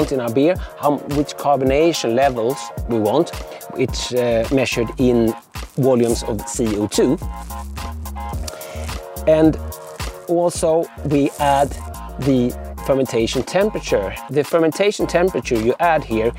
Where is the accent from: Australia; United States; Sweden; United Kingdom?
Sweden; coming from Sweden.